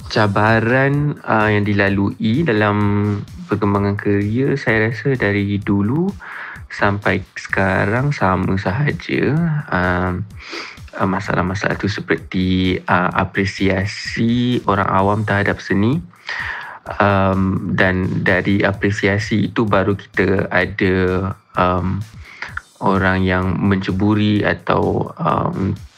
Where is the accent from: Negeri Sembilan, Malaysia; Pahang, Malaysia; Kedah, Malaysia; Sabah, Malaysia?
Kedah, Malaysia; born there; now in Kuala Lumpur, Malaysia; based di Kuala Lumpur, full time artist uh, dan saya lahir, saya dilahirkan di Kedah.